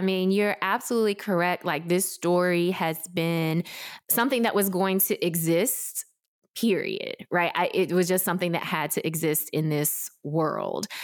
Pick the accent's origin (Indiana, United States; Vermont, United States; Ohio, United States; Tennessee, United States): Tennessee, United States; Memphis; also born or lived in South Korea; I grew up in Memphis, Tennessee, without connection to any adoptee community